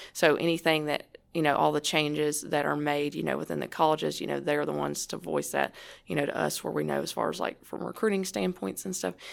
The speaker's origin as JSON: {"language": "English", "country": "United States", "tie": "born or raised there", "said": "my hometown, even though it's only five hundred fifty people, no stoplight"}